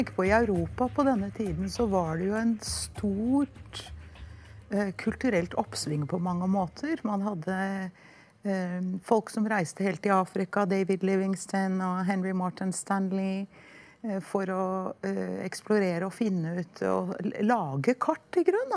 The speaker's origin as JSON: {"language": "Norwegian", "country": "Norway", "said": "en holdning vi har hatt med oss som nordmenn og skandinaver helt fra vikingtiden"}